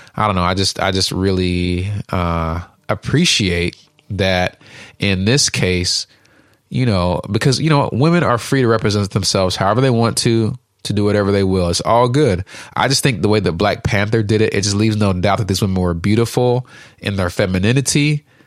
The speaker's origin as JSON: {"language": "English", "country": "Uganda", "moved": "yes", "lives_now": "United States", "said": "I'm from Uganda"}